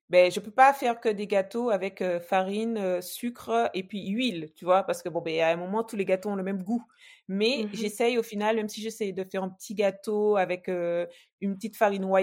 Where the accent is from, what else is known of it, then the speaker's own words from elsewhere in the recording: French West Indies, France; parler à, tout le monde et notamment aux, aux, gens de chez nous, aux Antillais.